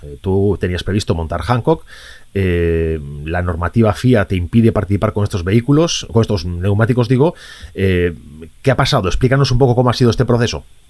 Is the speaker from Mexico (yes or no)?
no; Galicia, Spain; como gallego emotivo